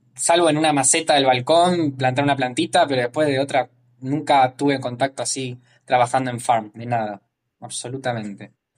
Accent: Morón, Buenos Aires Province, Argentina; moved away as an adult; now in Australia; yo soy de Morón, eh, zona oeste, Gran Buenos Aires, Argentina

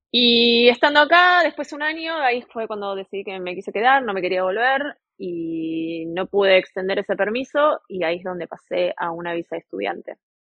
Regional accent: Buenos Aires, Argentina; moved away as an adult; now in Townsville, Australia; vengo de Buenos Aires, Argentina, y estoy en este momento en Townsville

